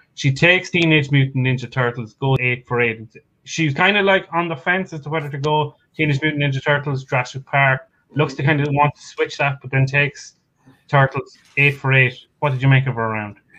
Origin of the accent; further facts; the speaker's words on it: Ireland; accent: Irish; I'm, I'm Irish. Okay, it's the accent.